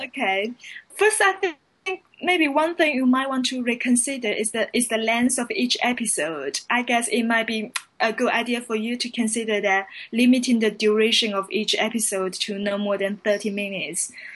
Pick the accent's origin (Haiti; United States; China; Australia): China; now in London, United Kingdom; I'm from China and currently I'm a London based journalist